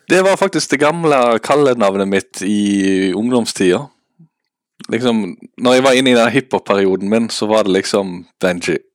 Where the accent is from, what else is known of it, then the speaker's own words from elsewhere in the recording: Western Norway, Norway; now in Eastern Norway; Uh, jeg sier det at jeg er en klimaflyktning med at jeg er fra Vestlandet og flytta til Østlandet.